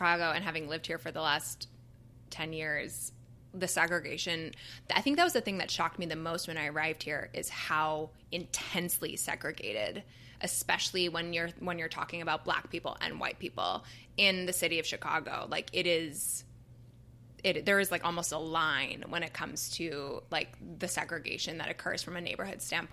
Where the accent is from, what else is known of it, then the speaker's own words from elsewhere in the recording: Canada; now in United States; I'm obviously from Canada